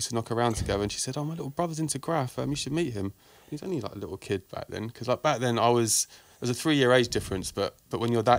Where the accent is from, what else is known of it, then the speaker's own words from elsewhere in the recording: United Kingdom; Outside of West London, kind of like West London and then a few steps beyond.